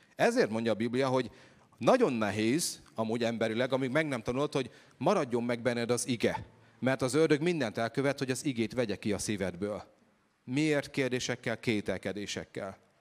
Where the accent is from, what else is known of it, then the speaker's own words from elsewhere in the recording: Hungary; Én egy egyszerű magyar gyerek vagyok